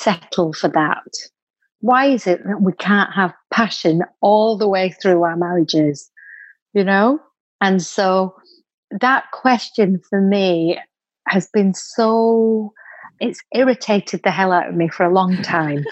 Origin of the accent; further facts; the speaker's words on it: Bolton, North West England, United Kingdom; I'm from Bolton, same place that you're from, Katie.